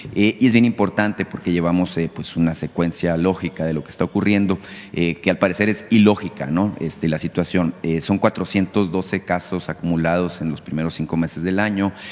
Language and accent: Spanish; Mexico; como mexicanos